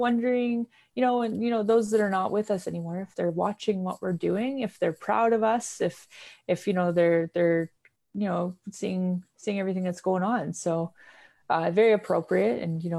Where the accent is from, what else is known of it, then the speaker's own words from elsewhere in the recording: Vancouver, British Columbia, Canada; I grew up in Vancouver, BC.